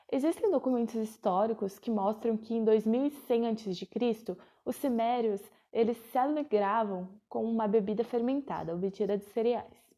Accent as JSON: {"language": "Portuguese", "town": "Itapetininga", "region": "São Paulo", "country": "Brazil", "tie": "born or raised there", "also_born_or_lived": "São Carlos", "moved": "yes", "lives_now": "Sorocaba, Brazil", "said": "Atualmente eu moro em Sorocaba, mas nasci em Tapetininga, interior do estado de São Paulo"}